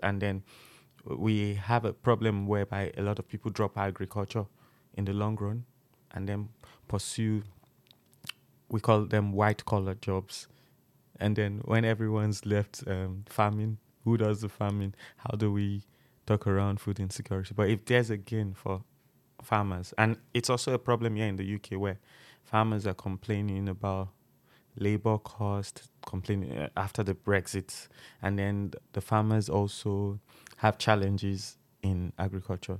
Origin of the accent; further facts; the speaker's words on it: Nigeria; moved away as an adult; now in United Kingdom; I'm from Nigeria